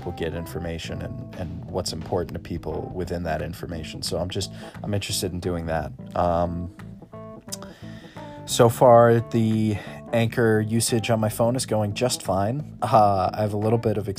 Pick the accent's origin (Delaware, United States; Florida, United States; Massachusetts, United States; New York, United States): Massachusetts, United States; Scituate; I'm from Scituate, and I'm a media arts major at Massasoit.